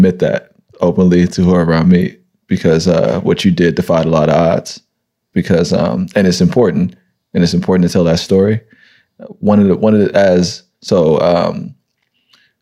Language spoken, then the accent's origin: English; San Francisco, California, United States; I'm from this city. Like right. I grew up on welfare